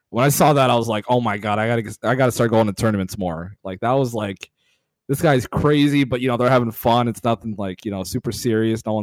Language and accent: English; Atlanta, Georgia, United States; I grew up in Atlanta.